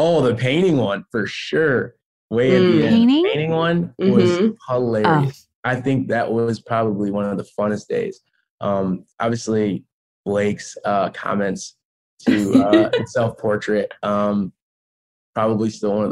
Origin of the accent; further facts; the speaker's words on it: Chicago, Illinois, United States; I'm from Chicago